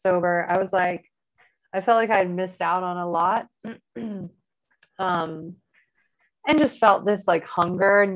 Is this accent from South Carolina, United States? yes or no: yes; South Carolina, United States; moved away as an adult; I grew up by the beach. I grew up in South Carolina.